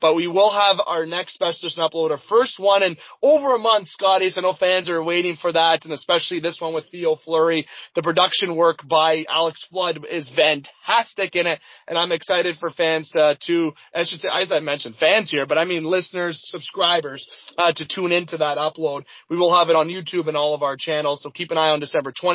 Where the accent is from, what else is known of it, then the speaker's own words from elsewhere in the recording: Canada; speaking as a Canadian here